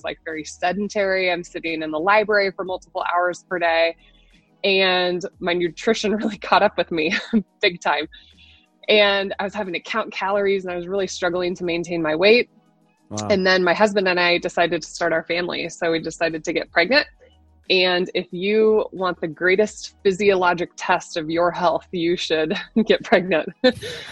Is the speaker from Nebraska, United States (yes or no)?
yes; Nebraska, United States; I'm born and raised in Nebraska